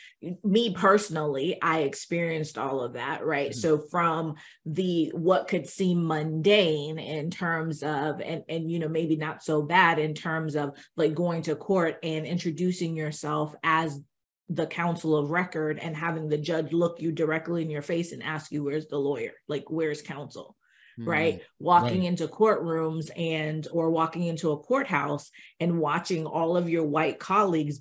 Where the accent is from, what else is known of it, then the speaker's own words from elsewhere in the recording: Miami, Florida, United States; I grew up in Miami